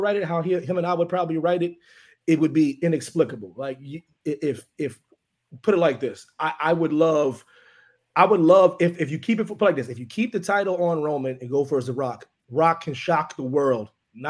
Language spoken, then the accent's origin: English; Pennsylvania, United States; I'm from Pennsylvania.